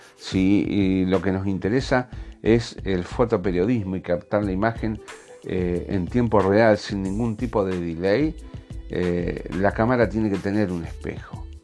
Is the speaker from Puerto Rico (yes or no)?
no; Argentina; Yo soy de Argentina